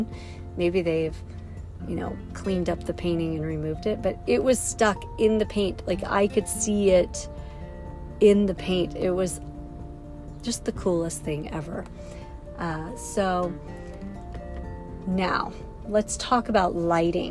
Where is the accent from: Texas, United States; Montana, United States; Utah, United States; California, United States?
Montana, United States; West Yellowstone; now in Kansas City, United States; Hayden Valley right near my hometown of West Yellowstone